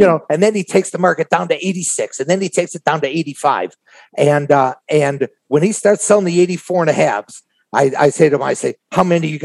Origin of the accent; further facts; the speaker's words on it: Chicago, Illinois, United States; I'm from Chicago